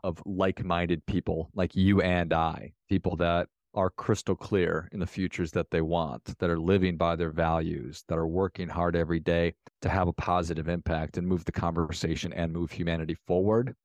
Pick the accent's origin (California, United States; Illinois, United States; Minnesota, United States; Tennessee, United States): Minnesota, United States; I'm from Minnesota.